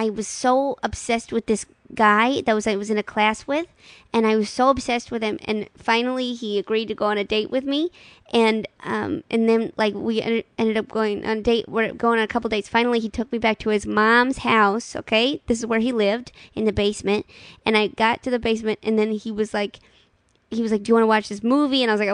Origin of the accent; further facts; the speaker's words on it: St. Louis, Missouri, United States; I'm from St. Louis.